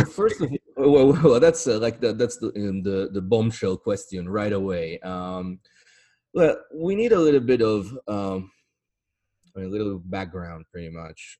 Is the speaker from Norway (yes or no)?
no; Italy; accent: Italian; English is a second language; my accent right now, which is a clearly Italian accent